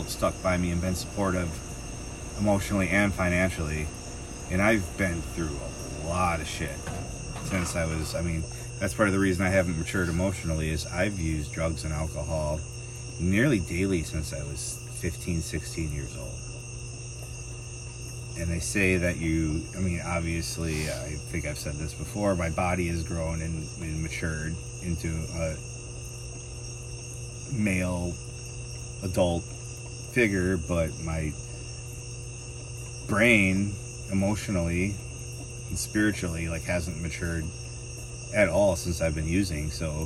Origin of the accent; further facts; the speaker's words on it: Middleton, Wisconsin, United States; also born or lived in Madison, Wisconsin / Kankakee, Illinois; moved back to Middleton when Capital Brewery was opening. And that's where I spent my entire childhood